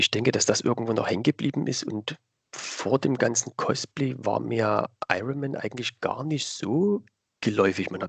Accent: Dresden, Saxony, Germany; accent: Saxon; also ich komme aus Dresden, aus dem schönen mhm. Sachsen. Mhm. Hört ah, man ah, vielleicht auch ein bisschen in der Stimme, in der Sprache. Ähm, genau, ich bin jetzt 34 Jahre jung

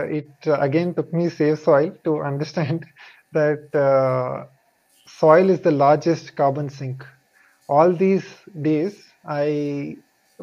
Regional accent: India; I am from India

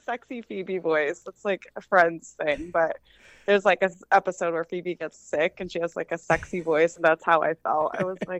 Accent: Colorado, United States; moved away as an adult; now in North Carolina, United States; I'm originally from Colorado, and so I've only been here 4 years

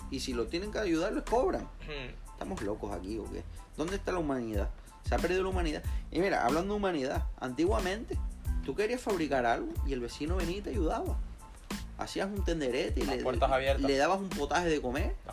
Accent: Canary Islands, Spain; nosotros somos de Tenerife y nos dicen que tenemos que ir a La Palma.

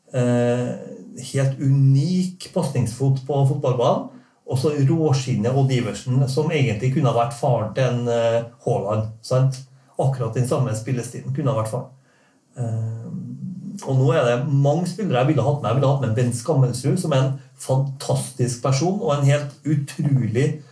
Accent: Norway; Jeg er jo norsk

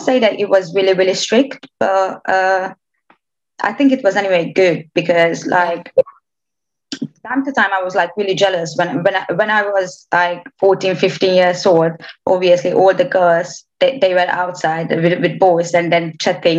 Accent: Romania; English is a second language; moved away as an adult; also born or lived in Oradea; now in United Kingdom; half Romanian, but born and raised in Romania

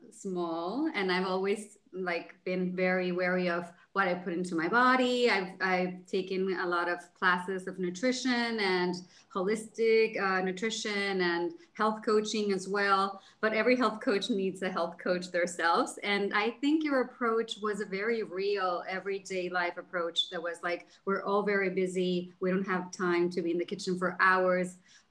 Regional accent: Cancun, Quintana Roo, Mexico; also born or lived in Jersey City; now in Los Angeles, United States; So hi guys … I am from Cancun, Mexico, but I've lived all over the world and I'm currently living in Los Angeles. I used to live in Jersey City.

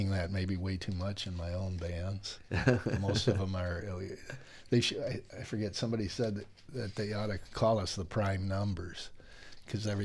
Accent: Cleveland, Ohio, United States; moved away as an adult; also born or lived in Walcott, Colorado / Columbus, Ohio; I was from Cleveland, grew up there, and 3 days out of high school, I moved to Colorado

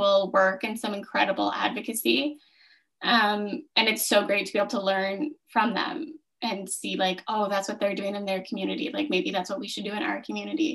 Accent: Smiths Falls, Ontario, Canada; I grew up in Smiths Falls. Like, this is my hometown

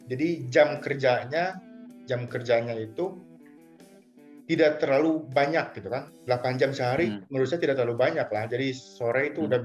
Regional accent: Cimahi, West Java, Indonesia; Dulu saya nggak pernah bilang saya dari Bandung, saya dari Cimahi.

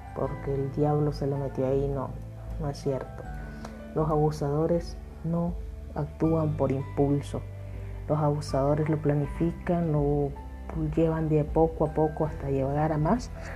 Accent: Nicaragua; desde Nicaragua

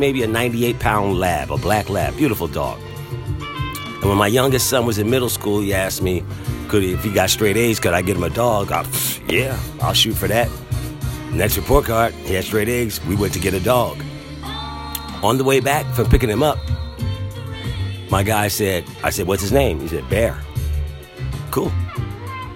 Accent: Philadelphia, Pennsylvania, United States; moved away; also born or lived in Durham, North Carolina; I grew up in Philadelphia

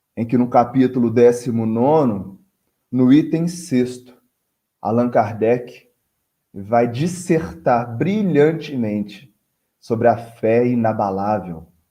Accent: Barbacena, Minas Gerais, Brazil; now in Conselheiro Lafaiete, Brazil; Barbacena é minha cidade natal

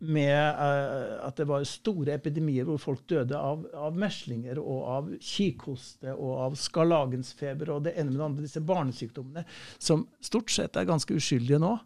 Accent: Nærøy, Namdalen, Trøndelag, Norway; accent: trønder; jeg er fra Namdalen

